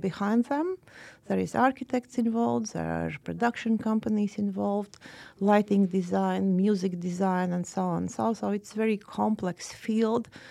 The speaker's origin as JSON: {"language": "English", "town": "Riga", "country": "Latvia", "moved": "yes", "lives_now": "Oslo, Norway", "said": "I am from Riga"}